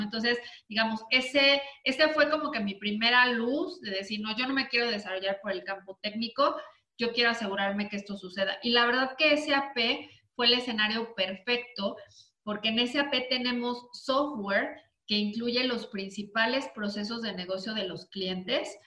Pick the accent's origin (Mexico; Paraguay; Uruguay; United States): Mexico; yo soy mexicana